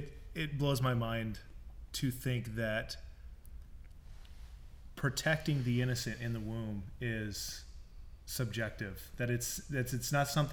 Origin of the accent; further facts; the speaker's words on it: United States; as an American